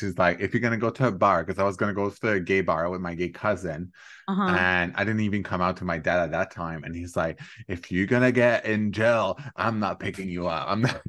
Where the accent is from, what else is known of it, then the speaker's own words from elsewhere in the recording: Quebec, Canada; also born or lived in Alberta; as I grew up in Quebec